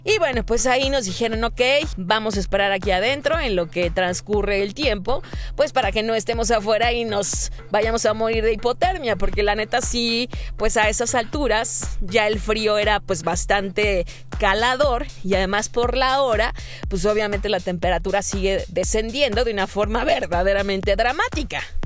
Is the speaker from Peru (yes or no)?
no; Mexico; la única mexa ahí